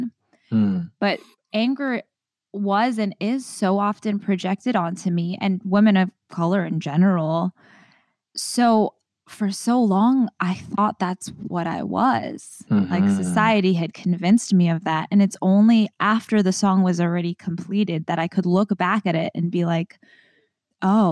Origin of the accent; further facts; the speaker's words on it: Trinidad & Tobago; now in United States; I feel like I'm Trinidadian